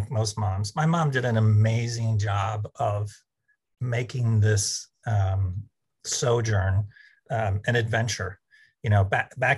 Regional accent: Chamblee, Georgia, United States; also born or lived in Atlanta; I was born in Atlanta, Georgia, but the first house was in a small suburb called Chamblee.

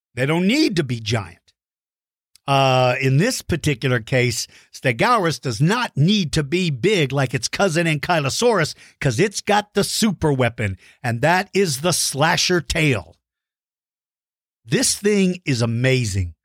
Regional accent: Texas, United States; my home state

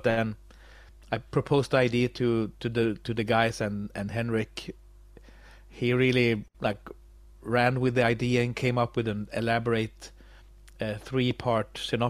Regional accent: Sweden; English is a second language; I'm from Sweden.

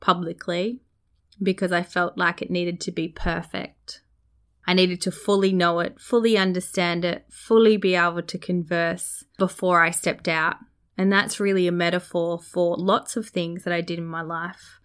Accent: Australia; accent: Australian; as a young Māori girl growing up in Australia, sounding Australian

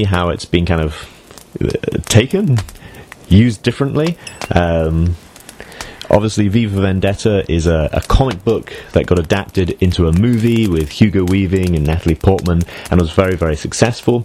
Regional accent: United Kingdom; moved away; also born or lived in Shenzhen, China; as a British expatriate, this is something you kind of miss out on, and certainly I feel that way too, having spent so much of my life away from the UK

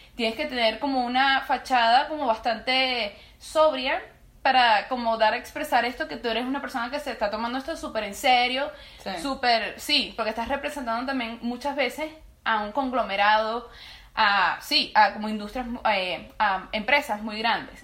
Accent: Venezuela; nosotros también somos venezolanos

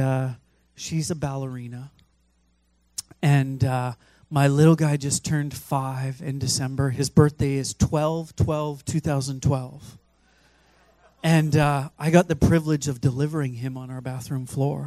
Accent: Fraser Valley, British Columbia, Canada; I grew up in the Fraser Valley

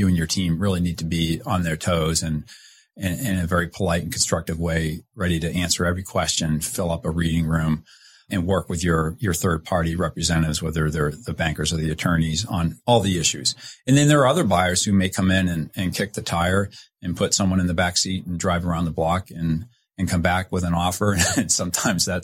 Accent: Boston, Massachusetts, United States; now in Washington, D.C. area, United States; I'm from Boston

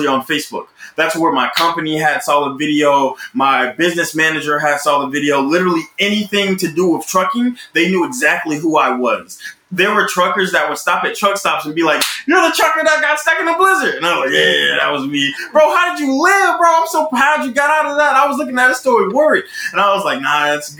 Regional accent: Roberta, Georgia, United States; now in Los Angeles, United States; I'm from Roberta, Georgia. It is this extremely small country town in the middle of Georgia.

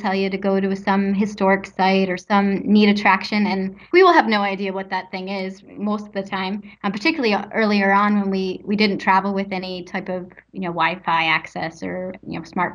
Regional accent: United States; being an American

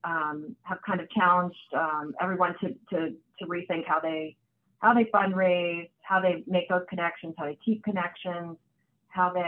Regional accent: Hamilton, New Jersey, United States; also born or lived in Poughkeepsie, New York / Ocean County, New Jersey; in my teen years, we moved to New Jersey. I grew up in Hamilton, graduated from Nottingham High School there.

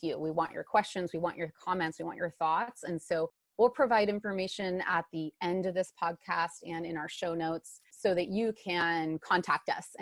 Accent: Bay Area, California, United States; moved away as an adult; also born or lived in Indiana; now in Bellingham, United States; I am from California. I grew up in the Bay Area.

